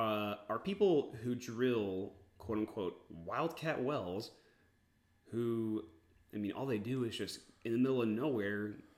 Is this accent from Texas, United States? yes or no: yes; Texas, United States; also born or lived in Georgia; I'm from Texas. Outside of a stint for 3 months when I lived in the great state of Georgia, I've lived in Texas, always.